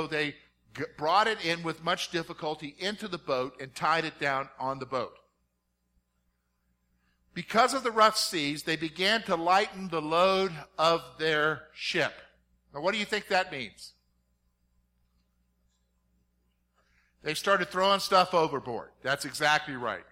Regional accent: South Carolina, United States; I grew up in South Carolina

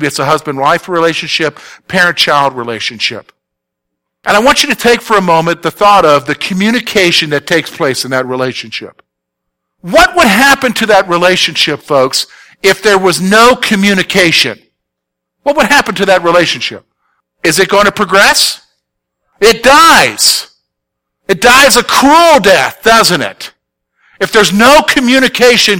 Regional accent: the South, United States; moved away; I'm from the South. I don't speak right

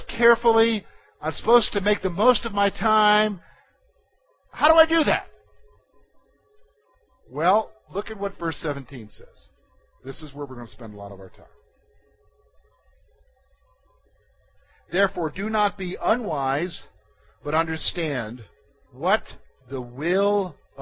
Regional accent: United States; who we are as Americans.

